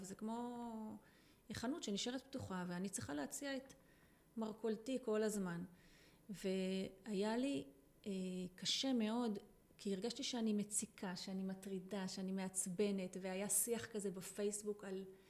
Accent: Israel; אני קיבוצניקית לשעבר

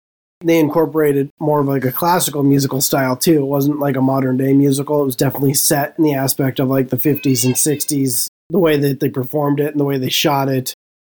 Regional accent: Northern California, United States; I grew up in Northern California.

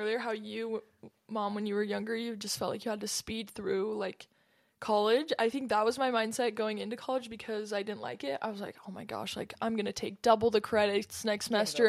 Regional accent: San Diego, California, United States; born there; Super, full circle moment. I was born in San Diego.

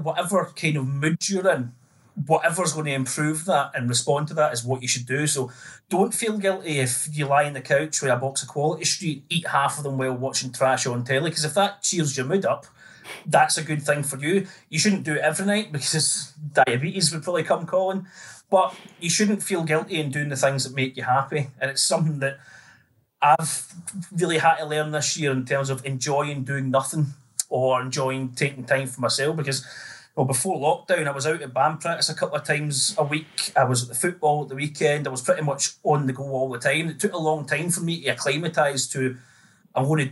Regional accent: Greenock, Scotland, United Kingdom; now in Newcastle upon Tyne, United Kingdom; I'm from Greenock, town in the west of Scotland

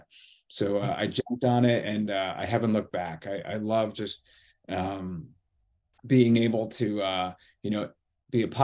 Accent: United States; moved away; also born or lived in Boston / New York City; I'm originally from the Connecticut, New York border

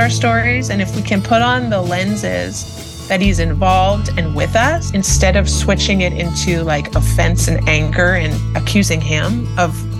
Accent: Canada; moved away as an adult; now in Kansas City, United States; we are originally from Canada. We came to Kansas City to work as missionaries

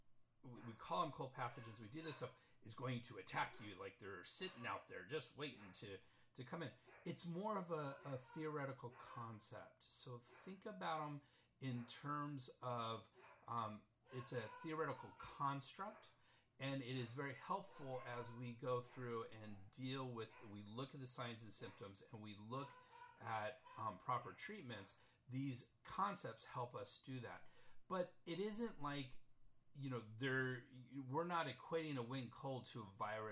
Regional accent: San Diego, California, United States; I'm from San Diego, California

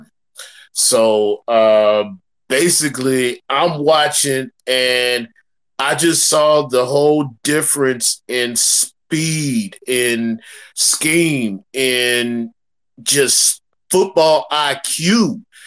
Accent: Nashville, Tennessee, United States; I'm from Nashville

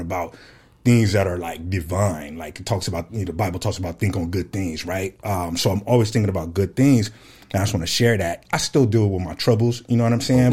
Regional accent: Fresno, California, United States; moved away as an adult; now in Phoenix, United States; I'm from Fresno, California, born and raised

